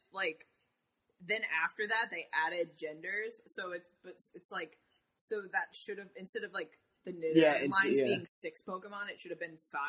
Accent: Boston, Massachusetts, United States; As a Bostonian

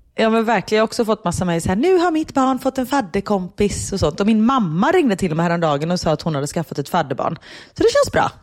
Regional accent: Sweden; moved away as an adult; now in Belgium; hemma i Sverige

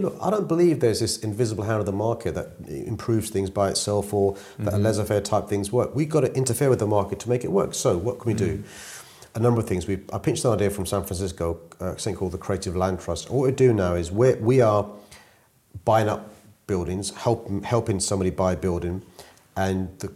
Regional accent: London, United Kingdom; growing up in South London was a great experience for me

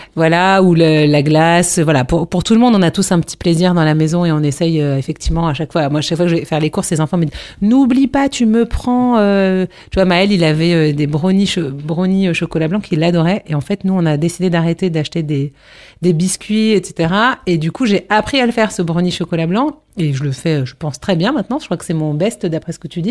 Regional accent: Paris, Île-de-France, France; je suis parisienne

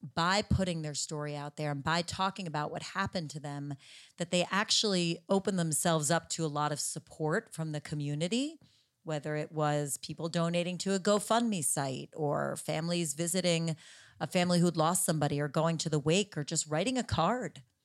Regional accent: New Jersey, United States; my home state of New Jersey

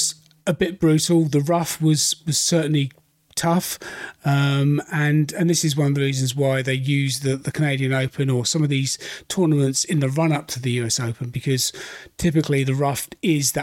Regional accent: United Kingdom; Being a Brit myself

